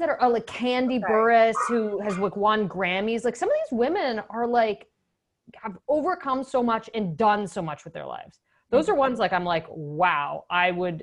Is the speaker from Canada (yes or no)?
yes; Canada; moved away as an adult; also born or lived in Ottawa; now in Chicago, United States; as a Canadian